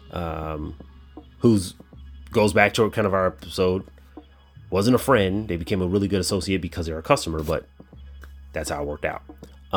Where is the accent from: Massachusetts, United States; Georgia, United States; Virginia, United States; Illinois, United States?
Illinois, United States; Chicago; my hometown team, is my Chicago Blackhawks